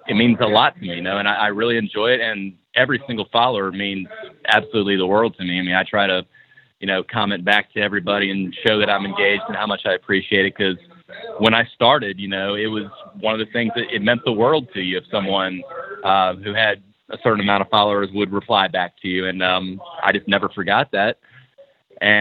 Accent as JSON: {"language": "English", "town": "Blacksburg", "region": "Virginia", "country": "United States", "tie": "born or raised there", "also_born_or_lived": "Roanoke, Virginia", "said": "I grew up in the Virginia area from Blacksburg, and we moved to Roanoke"}